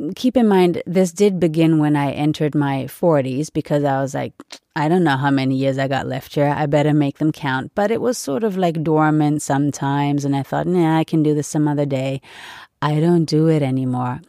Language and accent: English; United States; now in Europe; being an American and having lived there for several years